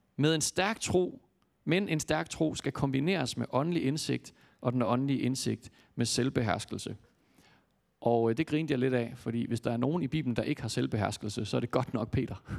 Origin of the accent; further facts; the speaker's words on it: Jutland, Denmark; jeg kommer fra Jylland